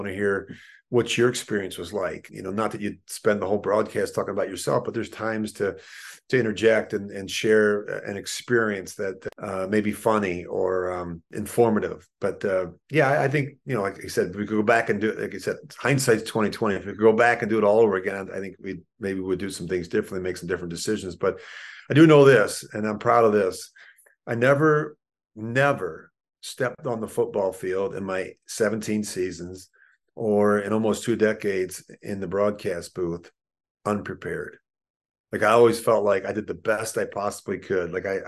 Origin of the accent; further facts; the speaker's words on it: Philadelphia, Pennsylvania, United States; the experiences that I had as a child growing up in Philadelphia with my mom and dad